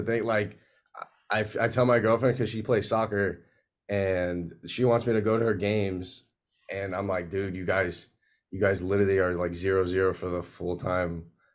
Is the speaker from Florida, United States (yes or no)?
yes; Pembroke Pines, Florida, United States; born and raised in Pembroke Pines, Florida